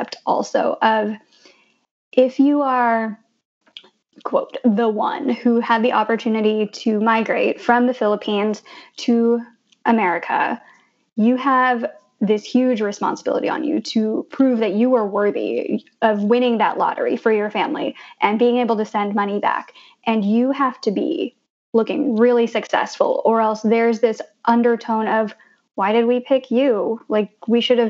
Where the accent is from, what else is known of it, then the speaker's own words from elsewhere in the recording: Blue Springs, Missouri, United States; also born or lived in Denver, Colorado; now in Jersey City, United States; I grew up in Blue Springs, Missouri, which is 93% white